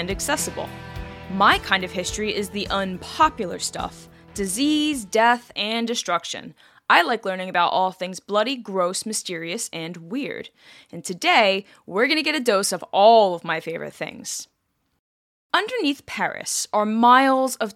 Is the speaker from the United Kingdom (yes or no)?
yes; England, United Kingdom; I'm English, I'm not French